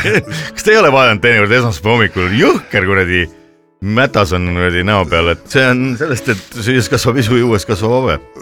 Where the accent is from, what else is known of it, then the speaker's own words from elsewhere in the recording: Estonia; ma olen nüüd eestlane